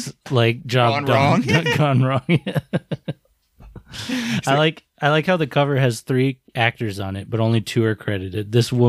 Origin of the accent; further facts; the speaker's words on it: United States; I used to think Chow Yun-fat's name was funny as an American who's not, you know, used to Chinese names.